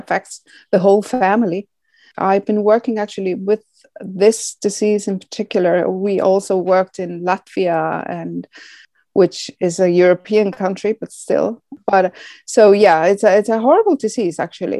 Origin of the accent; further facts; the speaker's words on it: Iceland; we in Iceland, because it's a welfare country